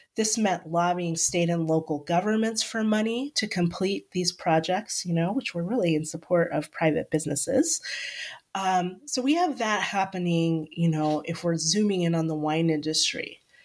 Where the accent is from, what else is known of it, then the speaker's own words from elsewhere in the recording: Solano County, Northern California, United States; I am from Northern California. I grew up in Solano County, which is just over the hill from Napa and Sonoma.